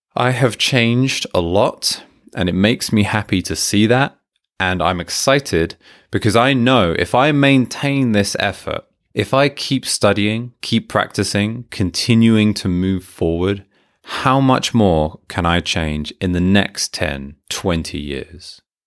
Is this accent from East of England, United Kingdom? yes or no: yes; Hertfordshire, East of England, United Kingdom; moved away as an adult; also born or lived in Manchester, United Kingdom; now in Japan; As a teenager, as a child, growing up in Hertfordshire